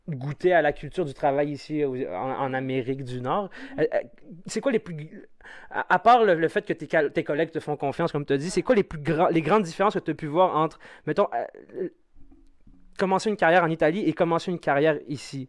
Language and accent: French; Algeria; now in Quebec, Canada; mes racines sont en Algérie et mes feuilles sont ici